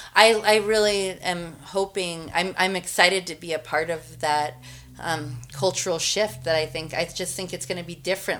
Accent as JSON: {"language": "English", "town": "Missoula", "region": "Montana", "country": "United States", "tie": "born or raised there", "also_born_or_lived": "Albuquerque, New Mexico", "said": "I grew up in Missoula, Schaefer's Market on the north side"}